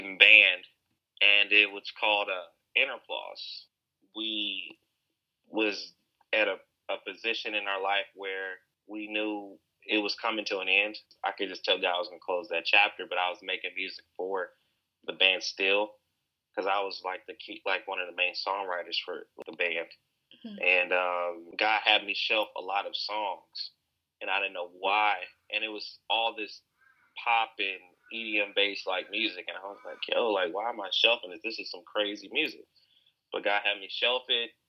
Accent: Alton, Illinois, United States; I was born in Alton, Illinois, and Alton is a very historical town

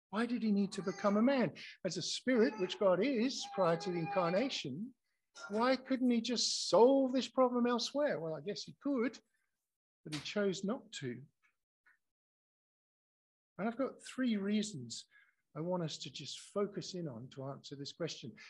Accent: Scotland, United Kingdom; now in Australia; especially as I came here from Scotland

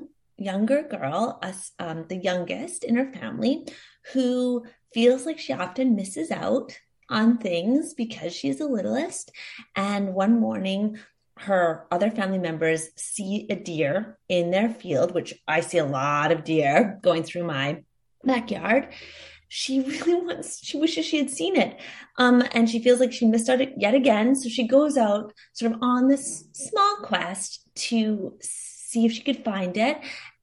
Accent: Queensland, Australia; It's a story that is very much inspired by my growing up on the Sunshine Coast and amidst much wildlife

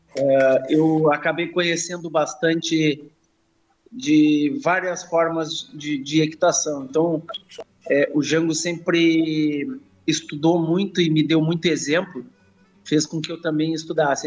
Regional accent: Rio Grande do Sul, Brazil; eu sou oriundo do campo, sou, sou gaúcho, uh, sou oriundo do campo.

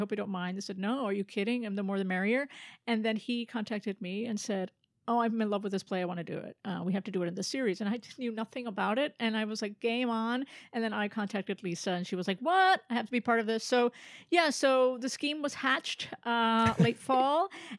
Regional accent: Philadelphia, Pennsylvania, United States; born there; also born or lived in North Carolina / Florida / Bethlehem / Miami; Born in Philadelphia. I grew up mostly on the eastern seaboard, North Carolina, Florida, Bethlehem, PA, Miami, brief detour in Salt Lake, and then New Jersey.

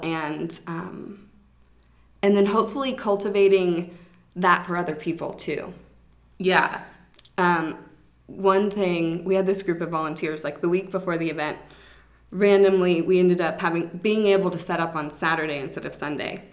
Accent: Atlanta, Georgia, United States; I grew up in Atlanta, so I have my mm-hmm. childhood friends

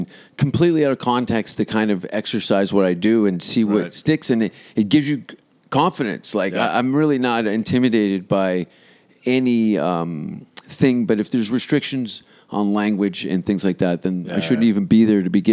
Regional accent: Hamilton, Ontario, Canada; moved away as an adult; also born or lived in Vancouver, Canada; I'm from Hamilton

